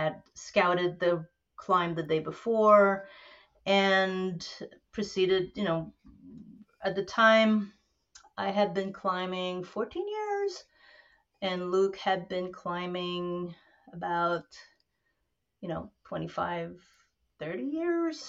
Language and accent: English; Montreal, Quebec, Canada; also born or lived in New York City; now in New Paltz, United States; I hail from French Quebec, born and raised in Montreal, moved to New York City, and then ended up in the Gunks in New Paltz